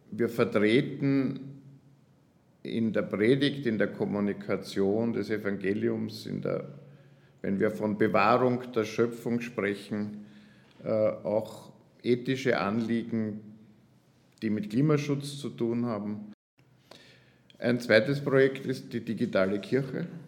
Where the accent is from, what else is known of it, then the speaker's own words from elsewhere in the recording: Graz, Styria, Austria; gebürtiger Grazer und das war ein Versuch nach dem Theologiestudium und nach der ersten Gemeindeerfahrung wieder nach Graz zu kommen.